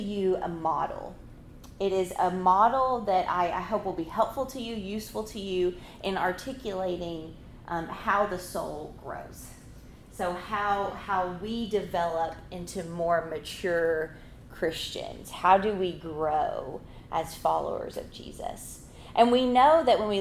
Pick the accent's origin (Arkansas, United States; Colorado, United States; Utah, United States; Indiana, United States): Arkansas, United States; moved away as an adult; also born or lived in Mississippi; now in Tempe, United States; If you hear in my voice, I come from Arkansas. I am a native Arkansan.